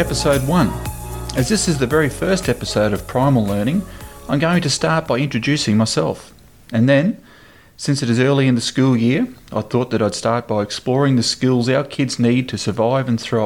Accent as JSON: {"language": "English", "region": "Queensland", "country": "Australia", "said": "in my home state of Queensland"}